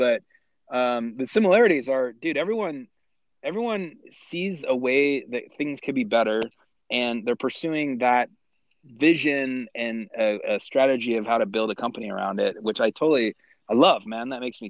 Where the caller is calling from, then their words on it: Colorado, United States; I am sitting in kind of central Colorado